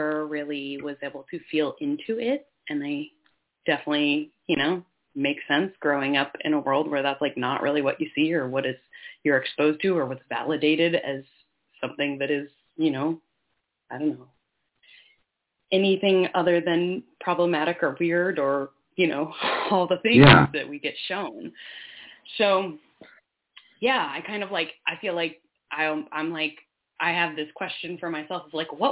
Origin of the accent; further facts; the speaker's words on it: Finger Lakes region, New York, United States; I grew up in New York State on Seneca Nation land in the Finger Lakes region out in the hills